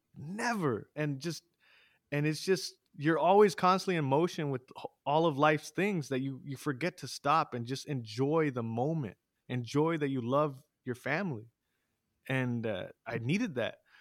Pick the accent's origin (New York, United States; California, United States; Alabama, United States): California, United States; San Jose; moved away as an adult; now in Los Banos, United States; I grew up in San Jose